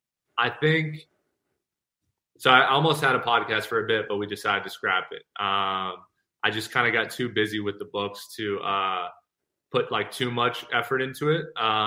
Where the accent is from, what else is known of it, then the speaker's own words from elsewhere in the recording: Ireland; so I was just in Ireland and I'm Irish clearly.